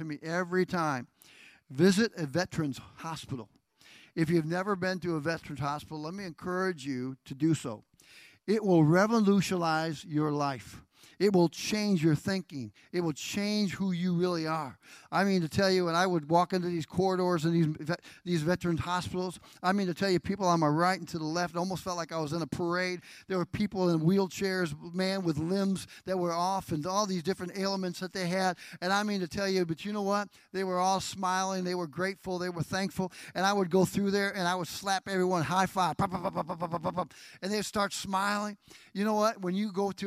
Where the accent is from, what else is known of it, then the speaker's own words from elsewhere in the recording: United States; I am an American, and I'm proud of it